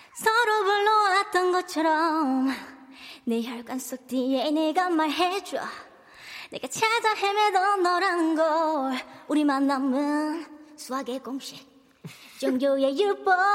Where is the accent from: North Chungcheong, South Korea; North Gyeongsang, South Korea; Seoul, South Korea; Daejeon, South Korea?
North Chungcheong, South Korea; Cheongju; now in Incheon, South Korea; 아 저 충청북도 청주예요